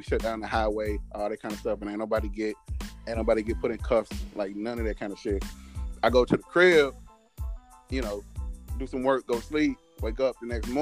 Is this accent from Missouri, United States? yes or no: yes; St. Louis, Missouri, United States; I'm from St. Louis. St. Louis has been the murder capital of the country.